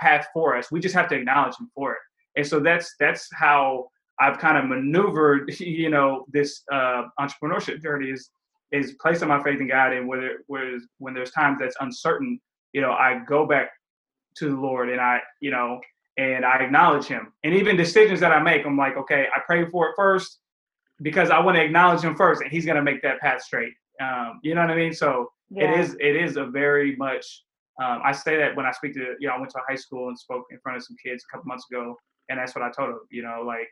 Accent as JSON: {"language": "English", "town": "Highland Park", "country": "United States", "said": "I come from Highland Park"}